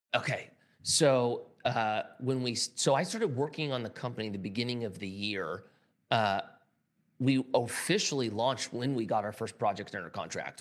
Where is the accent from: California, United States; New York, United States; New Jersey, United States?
California, United States; I'm from California